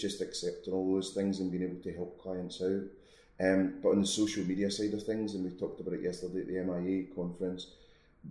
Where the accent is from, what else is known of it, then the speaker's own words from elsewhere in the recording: Scotland, United Kingdom; moved away; also born or lived in Milton Keynes; being Scottish